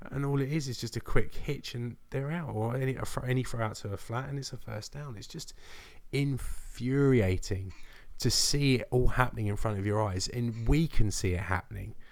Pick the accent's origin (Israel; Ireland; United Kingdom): United Kingdom; England; I'm English